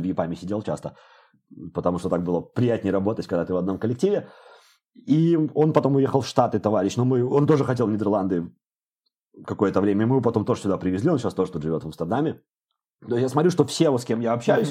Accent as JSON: {"language": "Russian", "town": "Babruysk", "region": "Mogilev Region", "country": "Belarus", "also_born_or_lived": "Minsk, Belarus", "moved": "as an adult", "lives_now": "Amsterdam, Netherlands", "said": "в Бобруйске, я из Бобруйска"}